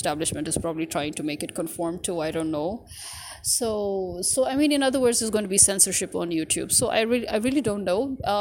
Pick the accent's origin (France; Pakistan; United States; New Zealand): Pakistan